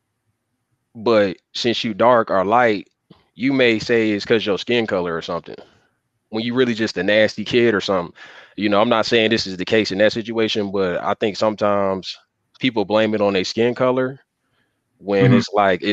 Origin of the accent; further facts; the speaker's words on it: Atlanta, Georgia, United States; I'm from the South, and I say like with Atlanta and Georgia was where I was mostly at coming up.